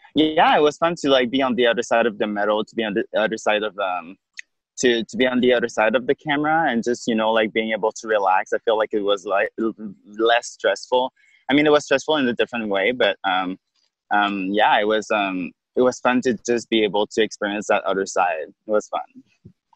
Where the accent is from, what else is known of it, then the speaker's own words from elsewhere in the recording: Quebec City, Quebec, Canada; now in Montreal, Canada; I'm from Quebec City